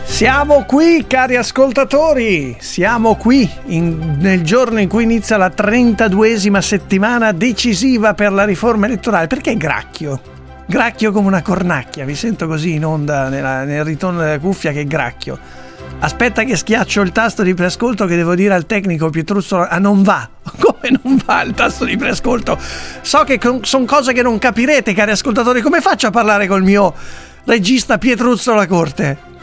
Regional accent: Italy; io sono italiano, non sono di Bruxelles

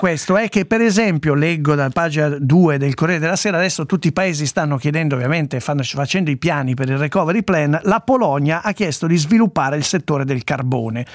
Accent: Italy; io sono italiano, non sono di Bruxelles

